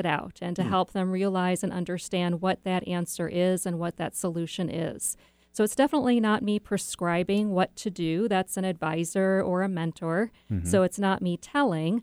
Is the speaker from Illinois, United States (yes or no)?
no; Chesterton, Indiana, United States; moved away; I grew up in Chesterton, Indiana.